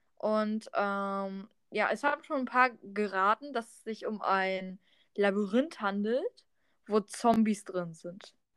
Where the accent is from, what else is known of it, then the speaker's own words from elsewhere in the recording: Germany; ich komme aus Deutschland und habe russische Gene